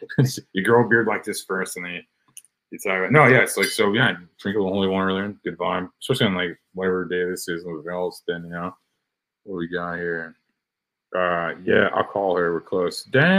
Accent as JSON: {"language": "English", "country": "United States", "said": "Just because I'm American. It's the best country."}